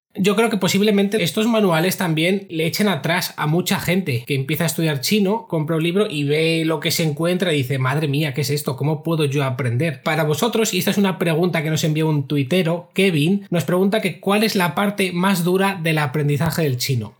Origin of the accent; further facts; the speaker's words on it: Spain; moved away as an adult; now in China; me quiero volver a España